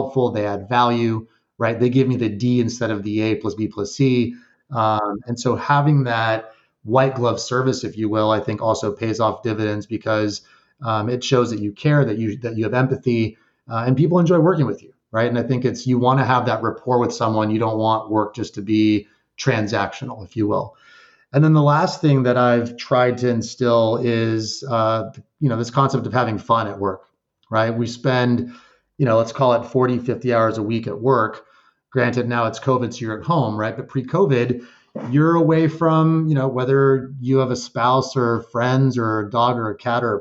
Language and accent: English; El Paso, Texas, United States; moved away as an adult; also born or lived in Guadalajara, Mexico / Austin, Texas / Georgia; now in New Jersey, United States; we moved back from Guadalajara to El Paso, Texas